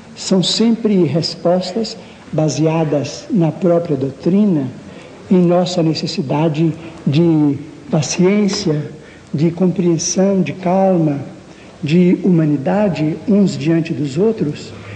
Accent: Brazil; Nós, como brasileiros

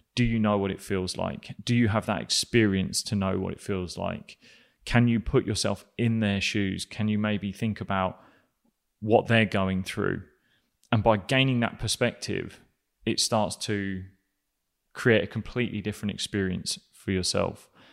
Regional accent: England, United Kingdom; I'm an Englishman

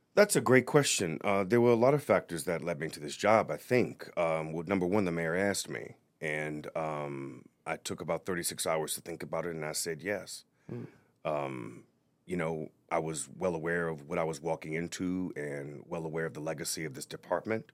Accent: New Orleans, Louisiana, United States; moved away as an adult; also born or lived in Notre Dame, Indiana; now in Providence, United States; i am from New Orleans originally, yeah. born and raised

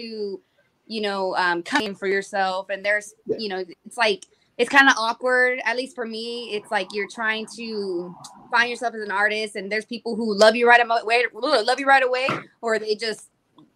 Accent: San Antonio, Texas, United States; also born or lived in Corpus Christi, Texas; I'm from San Antonio, Texas

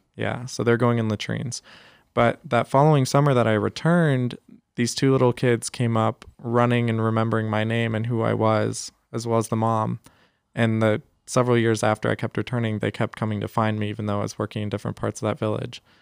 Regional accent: San Jose, California, United States; also born or lived in San Antonio, Texas; I grew up here in San Jose

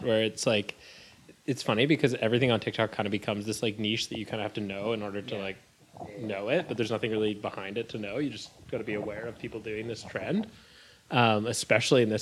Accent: Kamloops, British Columbia, Canada; I'm from Kamloops, British Columbia, the backwoods.

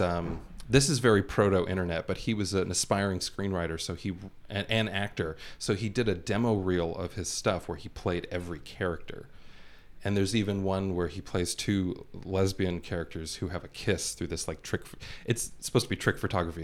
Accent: Los Angeles, California, United States; born and raised here in LA. Never lived anywhere else.

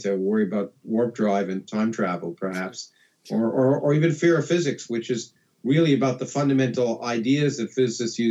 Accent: Canada; moved away as an adult; now in United States; I grew up in Canada. I came to the United States because of the graduate schools and to be educated.

